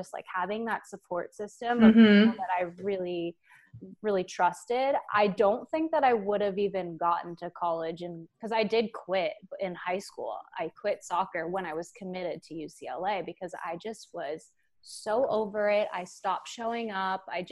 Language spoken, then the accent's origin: English; Canada; I want to represent Canada because we're Canadian as well.